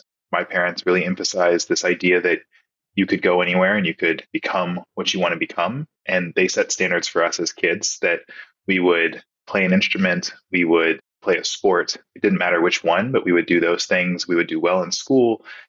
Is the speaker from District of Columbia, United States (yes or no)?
no; Nebraska, United States; born there; So I was born in Nebraska to two incredible parents.